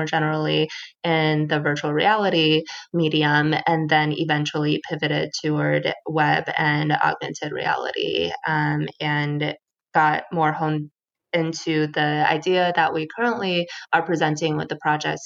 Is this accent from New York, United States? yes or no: no; suburban Los Angeles, California, United States; moved away; I grew up in suburban LA for a few years